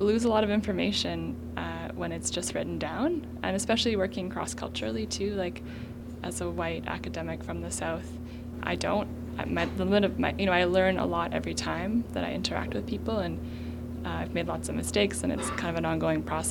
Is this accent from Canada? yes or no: yes; Winnipeg, Manitoba, Canada; I grew up in Winnipeg.